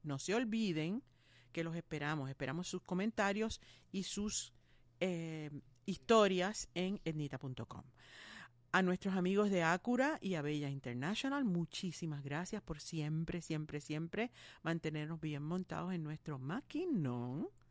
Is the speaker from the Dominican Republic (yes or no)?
no; Puerto Rico; somos unos cuantos boricuas ahí